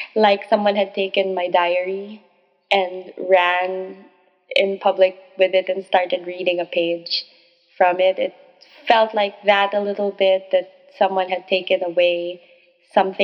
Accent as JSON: {"language": "English", "country": "Philippines", "said": "I am a Filipino author of romance novels"}